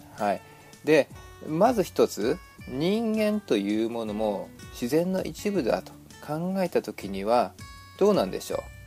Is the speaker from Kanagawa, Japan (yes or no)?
no; a town at the foot of Mount Fuji, rural Shizuoka, Japan; now in United States; 私は静岡の田舎の方でちょっとねあの生まれ育ったもんですからもう富士山のね麓のあの町でね生まれたんでね